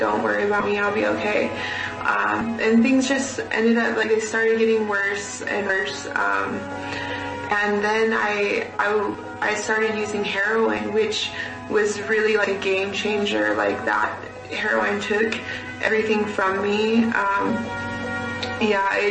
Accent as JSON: {"language": "English", "region": "California", "country": "United States", "tie": "born or raised there", "also_born_or_lived": "Arizona", "moved": "yes", "said": "I was born in California. That's where I was raised."}